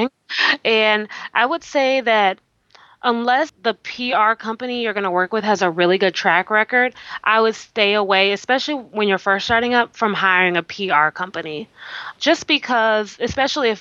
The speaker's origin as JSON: {"language": "English", "town": "Milwaukee", "region": "Wisconsin", "country": "United States", "tie": "born or raised there", "also_born_or_lived": "Alabama", "said": "I'm originally from Milwaukee, Wisconsin, grew up in the Midwest"}